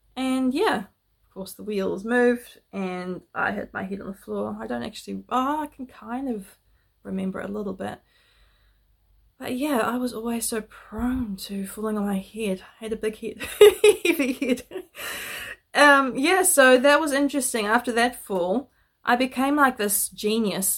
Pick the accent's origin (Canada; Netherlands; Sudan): Netherlands; I was born in Holland